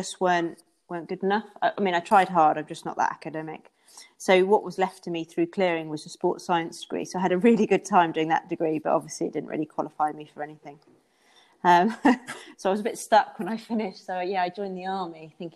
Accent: Devon, South West England, United Kingdom; moved away as an adult; I come from Devon, and I wanted to come back to Devon

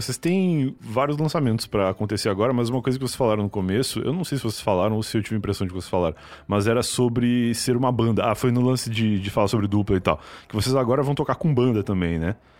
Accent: Rio Grande do Sul, Brazil; now in São Paulo, Brazil; cresci no Rio Grande do Sul, né? Eu sou gaúcho, cresci lá e sempre morei em casa

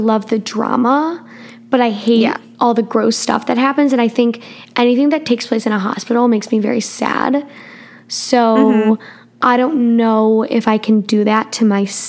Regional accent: Midwest, United States; we come from the Midwest. And in the Midwest, there's happens to be tornadoes a bunch.

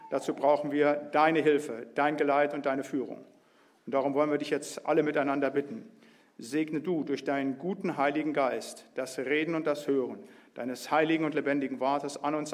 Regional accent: Biedenkopf, Hesse, Germany; born there; Also geboren bin ich in Biedenkopf, habe studiert in Marburg

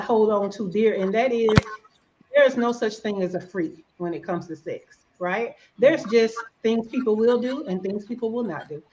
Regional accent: Alabama, United States; accent: Alabama; I'm from the South, I'm from Alabama. I'm sure y'all can hear all this Alabama

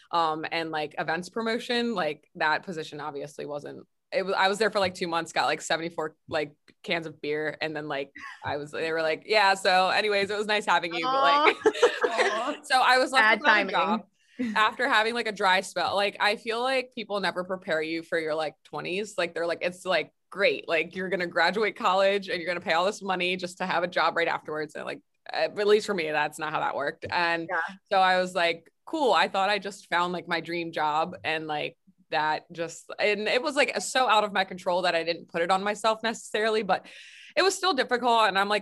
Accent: Mount Airy, Maryland, United States; also born or lived in Frederick, Maryland; I was born and raised in Frederick. I was like actually like grew up in Mount Airy, but like it's pretty much Frederick

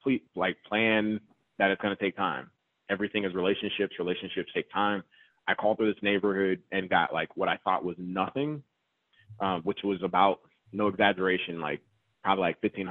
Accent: Georgia, United States; also born or lived in Raleigh, North Carolina; now in North Carolina, United States; I'm from Georgia

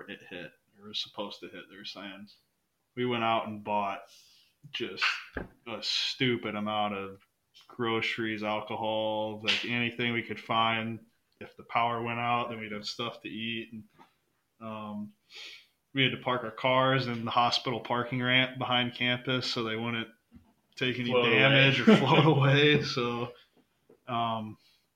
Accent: Mason City, Iowa, United States; moved away as an adult; also born or lived in Houston, Texas; I'm from Mason City, Iowa. I mean, little dinky town of Iowa, pretty much.

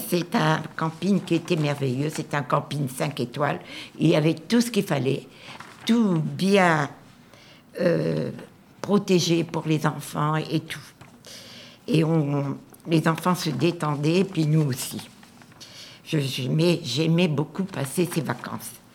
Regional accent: Nord-Pas-de-Calais, Hauts-de-France, France; je suis originaire du Nord-Pas-de-Calais

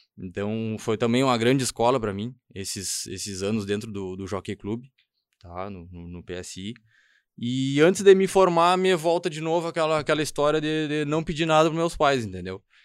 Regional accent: Estrela, Rio Grande do Sul, Brazil; eu sou natural de Estrela, então, do lado de, uma cidade do lado de Lajeado

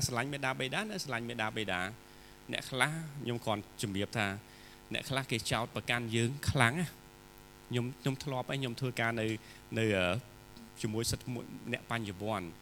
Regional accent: Cambodia

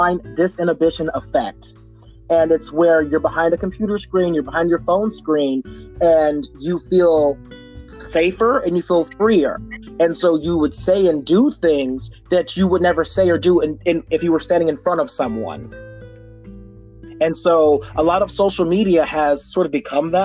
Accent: Texas, United States; growing up in Texas, being both black and very effeminate

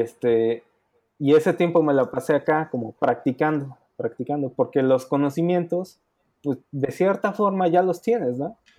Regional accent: Puebla, Mexico; moved away as an adult; now in United States; yo soy de Puebla. Este, yo siempre he trabajado en Puebla

